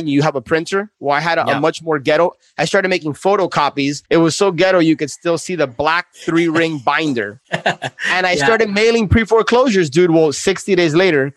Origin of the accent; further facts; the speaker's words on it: Miami, Florida, United States; also born or lived in New York City; born and raised in Miami.